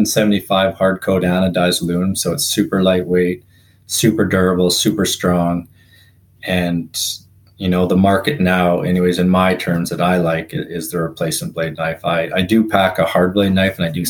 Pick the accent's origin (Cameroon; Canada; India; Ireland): Canada; Revelstoke, British Columbia; moved away as an adult; now in Vernon, Canada; grew up in a little town in Revelstoke grew up there since I was born, moved away, went to school, and then landed in the Okanagan